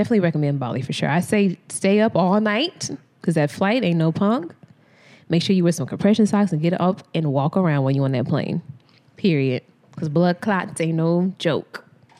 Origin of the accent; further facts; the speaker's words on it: United States; I said I was from America